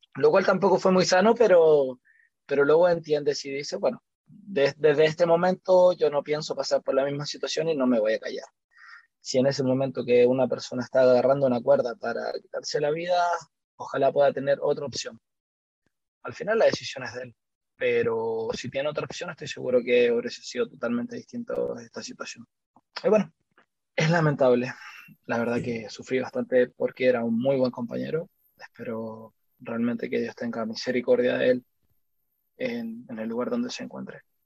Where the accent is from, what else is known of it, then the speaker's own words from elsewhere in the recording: Santiago, Santiago Metropolitan Region, Chile; vivo acá en Chile, soy de Santiago de Chile.